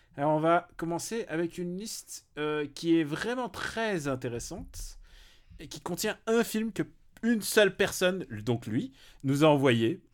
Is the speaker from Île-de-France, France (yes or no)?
yes; Paris, Île-de-France, France; en tant que parisien